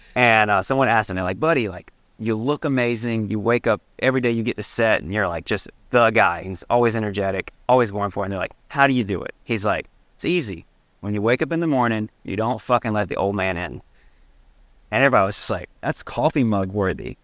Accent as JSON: {"language": "English", "town": "Salem", "region": "North Carolina", "country": "United States", "tie": "born or raised there", "moved": "yes", "said": "Growing up in Salem, North Carolina, one stop sign town"}